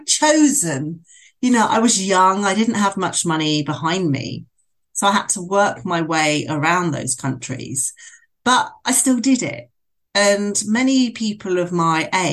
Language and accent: English; Bournemouth, South West England, United Kingdom; moved away as an adult; I decided to leave Bournemouth, which was my hometown.